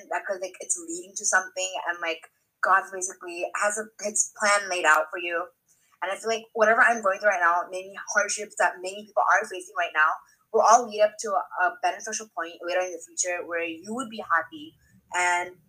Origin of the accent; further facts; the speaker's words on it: Cerritos, California, United States; growing up in Cerritos, I feel like there wasn't really like that much bullying.